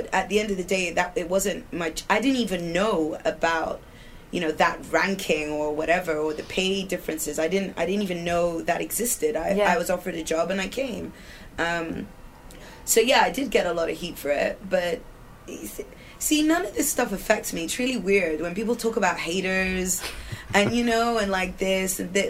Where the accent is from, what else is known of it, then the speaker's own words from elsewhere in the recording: Sudan; So I was hired as international staff because I'm British.